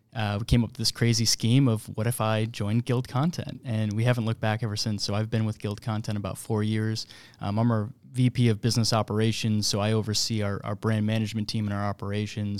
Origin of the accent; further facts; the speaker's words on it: Buffalo, New York, United States; moved away as an adult; now in Kansas City, United States; born and raised in Buffalo, New York